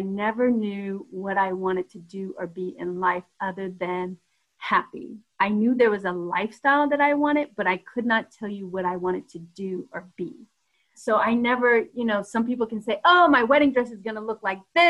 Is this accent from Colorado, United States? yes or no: yes; Denver, Colorado, United States; moved away as an adult; also born or lived in Atlanta; being from Denver